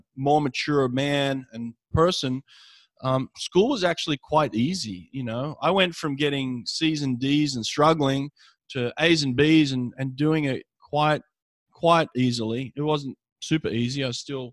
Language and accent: English; Sydney, New South Wales, Australia; moved away as an adult; my hometown in Sydney, Australia